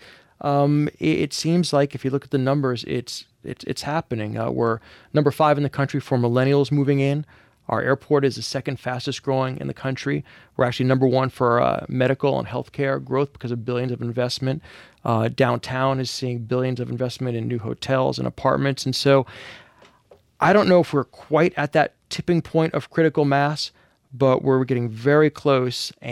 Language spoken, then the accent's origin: English; New York, United States; moved away as an adult; now in New Orleans, United States; maybe not a native, maybe more of a, of a, of a prodigal son returned. My mother's from New Orleans, but she married a Yankee, so I grew up here in New York.